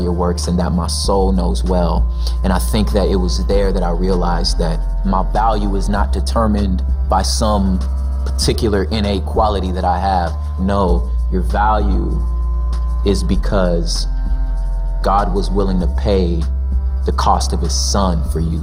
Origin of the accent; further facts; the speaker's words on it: West Covina, California, United States; also born or lived in South Central Los Angeles; my particular story starts 20 minutes outside of that in the San Gabriel Valley in West Covina, La Puente area